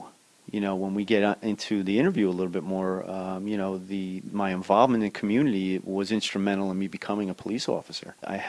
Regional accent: Cranford, New Jersey, United States; I am a product of Cranford. I'm a second-generation Cranfordite. I'm raising my family here now. I have great fond memories of growing up in town

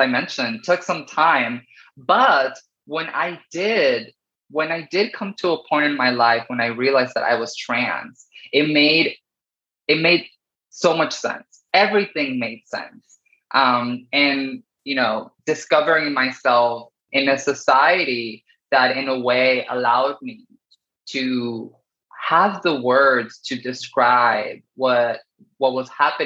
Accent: Paramount, California, United States; English is a second language; also born or lived in Sonora, Mexico; I grew up in Southern California in this city called Paramount, which is right next to Long Beach and Lakewood and Cerritos

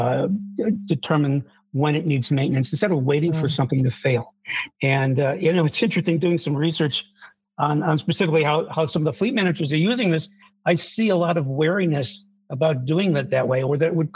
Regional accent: Buffalo, New York, United States; I grew up in Buffalo, New York, and it's known for snowstorms

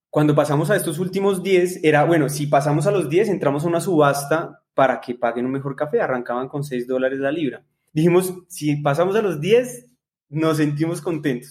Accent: Colombia; nosotros como colombianos

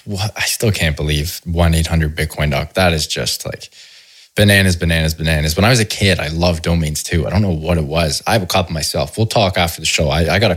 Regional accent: Canada; as a Canadian

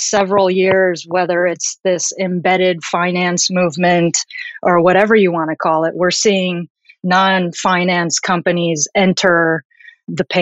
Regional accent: Chicago, Illinois, United States; also born or lived in Tokyo / New Jersey / New York; now in San Francisco, United States; I am Japanese American and I grew up in the suburbs of Chicago.

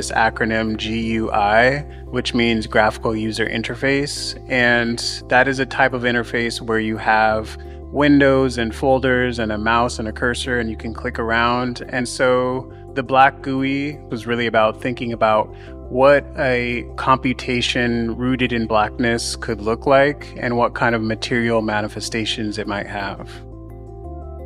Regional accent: Southern California, United States; moved away as an adult; now in New York, United States; I grew up in Southern California, but I moved to New York around the time that I changed my name, and I've been living here ever since

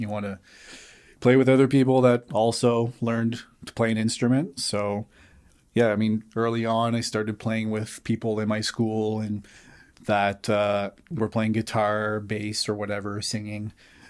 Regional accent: Moncton, New Brunswick, Canada; my dad's from a place called Rivière-Verte, about 10 minutes from Edmundston. But I was born and raised in Moncton.

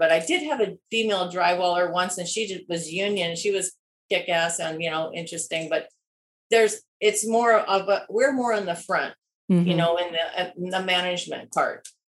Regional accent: Midwest, United States; Maybe it's because we're from the Midwest, but that part's easy.

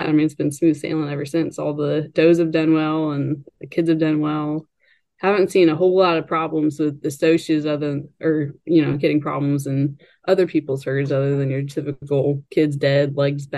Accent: West Virginia, United States; moved away as an adult; now in Kentucky, United States; I'm currently based out of Kentucky. I grew up in West Virginia, kind of in that tri-state Maryland, Virginia, West Virginia area

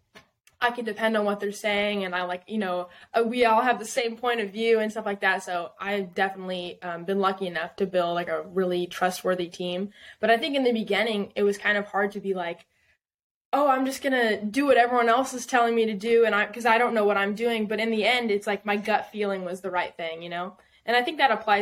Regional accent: Southern California, United States; moved away as an adult; also born or lived in Texas / Nashville; I'm originally from Southern California, like an hour north of San Diego. Like wine country.

